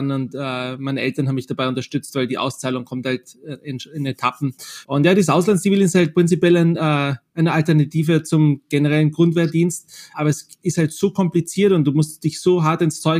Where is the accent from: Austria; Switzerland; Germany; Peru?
Austria; hey, ich komme aus Österreich, wir haben einen Genozid begangen, wir waren auf der, auf der Täterseite